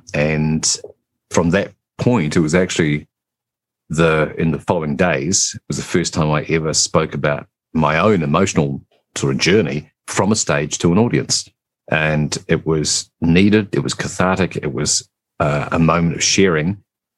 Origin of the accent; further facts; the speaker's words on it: New Zealand; also born or lived in England; So I live in New Zealand, but originally I was born in England. We immigrated here when I was just a small child.